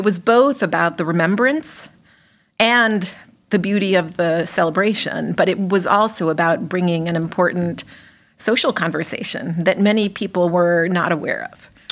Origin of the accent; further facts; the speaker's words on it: Mexico; moved away as an adult; also born or lived in Massachusetts, United States; now in Worcester, United States; I'm an immigrant from Mexico. I did not come here until I was an adult, although I spent a little bit of my childhood here, but then I went back